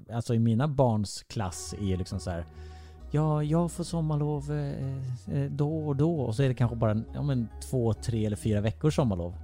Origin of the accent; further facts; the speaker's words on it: Vessigebro, Halland County, Sweden; moved away; jag är uppvuxen i Vessigebro